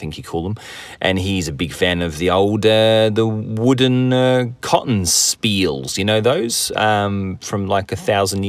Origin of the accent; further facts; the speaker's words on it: England, United Kingdom; I'm from England